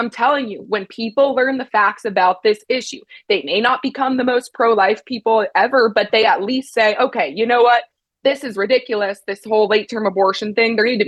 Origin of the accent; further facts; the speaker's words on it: East Coast, United States; I have a lot of friends, you know, I'm from the East Coast.